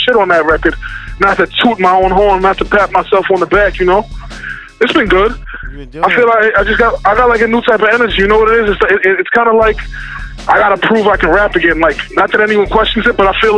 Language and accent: English; New York City, New York, United States; I'm from Queens